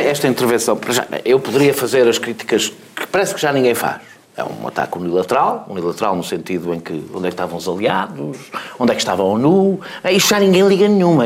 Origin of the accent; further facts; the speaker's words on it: Portugal; enquanto português